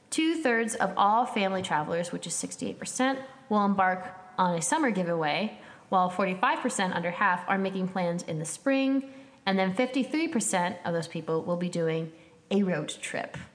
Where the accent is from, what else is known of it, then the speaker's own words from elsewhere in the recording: St. Louis, Missouri, United States; born there; I was born in St. Louis, Missouri, but I've don't remember ever being in Branson.